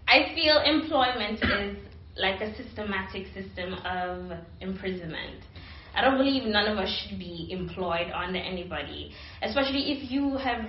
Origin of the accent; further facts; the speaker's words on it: Antigua & Barbuda; moved away; I'm from the Caribbean